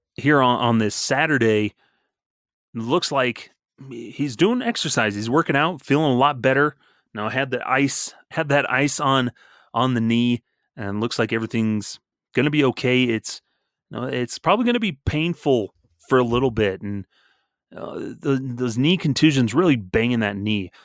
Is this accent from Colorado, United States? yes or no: yes; Southern Colorado, United States; growing up in Southern Colorado